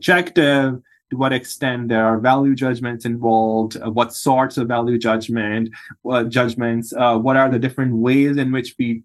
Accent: Pakistan; moved away as an adult; now in United States; I'm from Pakistan originally. That's where I was born and grew up, and I did my medical school

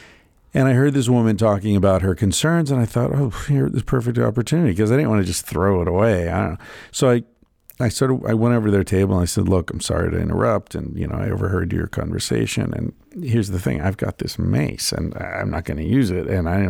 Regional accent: Cazenovia, New York, United States; that she and I had graduated from the same high school. in Cazenovia, fucking New York. Tiny little town.

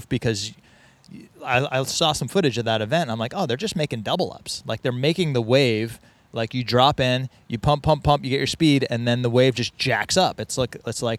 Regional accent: New England, United States; also born or lived in Boston, Massachusetts; now in Encinitas, United States; I grew up in New England.

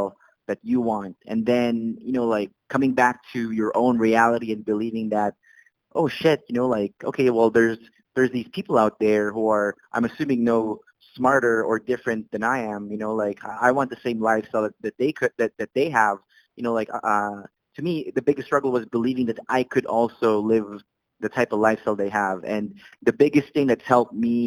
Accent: Saudi Arabia; English is a second language; moved away as an adult; also born or lived in Philippines / Canada; now in Calgary, Canada; I immigrated from the Philippines. The rest of my family immigrated from Saudi Arabia, where I was raised

